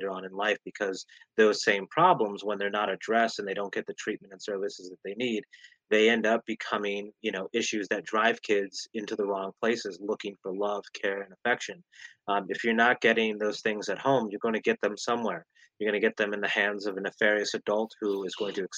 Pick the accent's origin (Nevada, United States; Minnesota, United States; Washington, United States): Nevada, United States; Las Vegas; in the inner city where we grew up in Las Vegas, Nevada